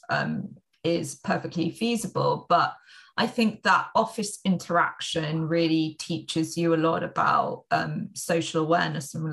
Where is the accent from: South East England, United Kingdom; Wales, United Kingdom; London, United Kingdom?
London, United Kingdom; now in Spain; So I am from London, but actually I spend quite a lot of my time living in Spain